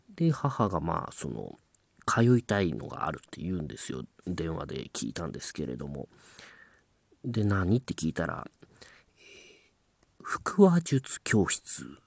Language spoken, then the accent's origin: Japanese; Ehime, Japan; now in Tokyo, Japan; 私 の地元です。あの、えー、国元です。愛媛県